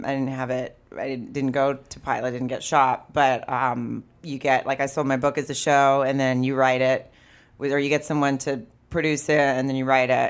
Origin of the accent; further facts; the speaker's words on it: the South, United States; I'm from the South too